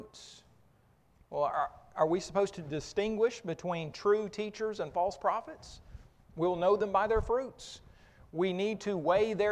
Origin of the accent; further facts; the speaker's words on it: Oklahoma, United States; I grew up in Oklahoma